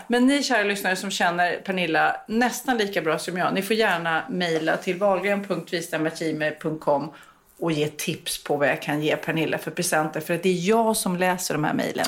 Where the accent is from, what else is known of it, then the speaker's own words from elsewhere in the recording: Sweden; vi svenskar